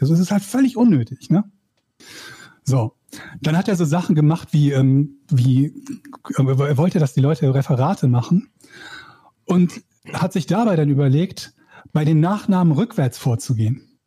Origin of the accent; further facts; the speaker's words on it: Schiefbahn, North Rhine-Westphalia, Germany; Ich komme aus einem kleinen Dorf, das heißt Schiefbahn